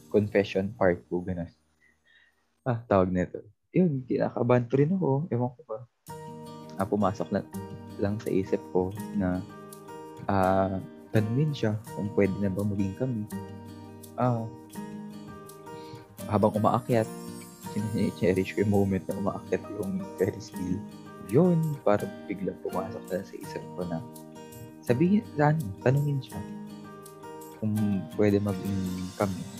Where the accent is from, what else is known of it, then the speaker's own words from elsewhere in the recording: Manila, Metro Manila, Philippines; born there; Although pinanganak ako sa Manila, pero hindi ko naman, hindi naman talaga ako totally na hindi ko naman ako totally lumaki talaga sa Manila or hindi naman. I did not live half my life in Manila.